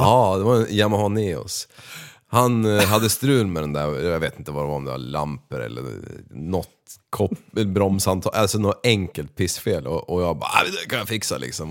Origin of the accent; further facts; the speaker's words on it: Västerås, Västmanland, Sweden; jag är född i Västerås eh, eh, och uppvuxen på ett område som heter